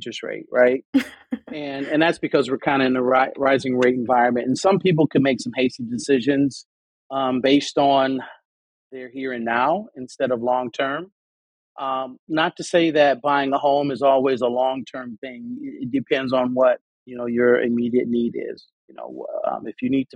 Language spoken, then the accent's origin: English; Detroit, Michigan, United States; I'm originally from Detroit.